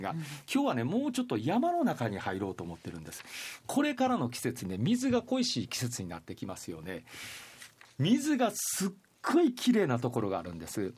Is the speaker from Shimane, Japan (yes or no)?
yes; Shimane, Japan; 私、島根出身